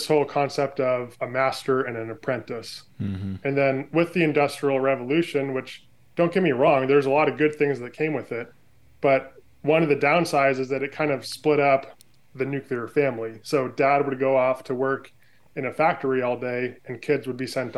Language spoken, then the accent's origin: English; California, United States; moved away as an adult; now in Oregon, United States; I was born and raised in California, spent the first 25 years of my life there